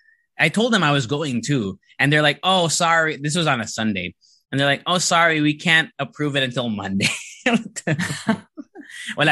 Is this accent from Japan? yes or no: yes; Japan; I went to an international school when I was growing up in Japan.